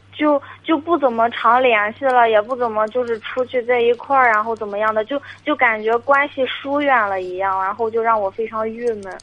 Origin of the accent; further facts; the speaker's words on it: Jinan, Shandong, China; 旧济南的，本地的